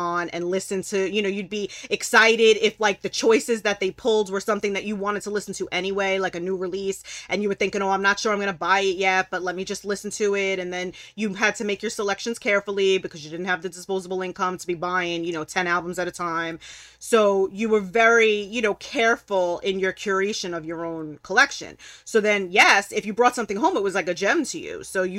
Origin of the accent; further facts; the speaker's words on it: Brooklyn, New York, United States; and raised Brooklyn, New York. Like, okay. I've traveled all over, but I've lived nowhere else. So growing up in New York City